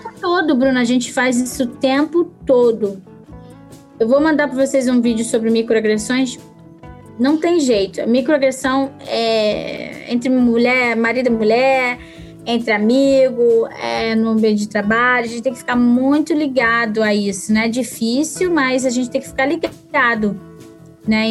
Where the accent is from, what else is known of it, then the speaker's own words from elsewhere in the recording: Brazil; moved away as an adult; now in Canada; Eu que vim do, do Brasil, vim de, né, de uma realidade diferente